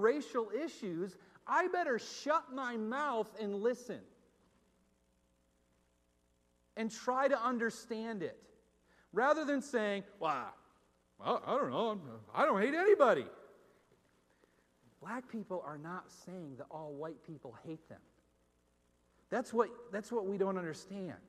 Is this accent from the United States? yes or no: yes; Northeast, United States; moved away; also born or lived in Minneapolis; as a white person growing up in the Northeast